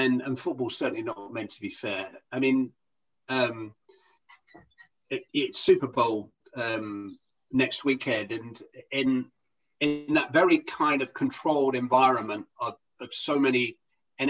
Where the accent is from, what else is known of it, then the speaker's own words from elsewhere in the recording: Bury, United Kingdom; Bury, you know, where I come from